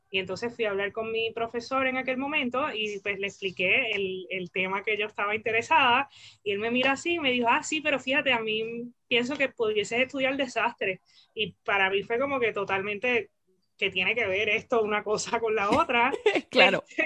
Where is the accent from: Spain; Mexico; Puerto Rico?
Puerto Rico; Isabela; yo soy puertorriqueña, eh, nací nací, crecí eh, en Puerto Rico, en el área oeste, en Isabela.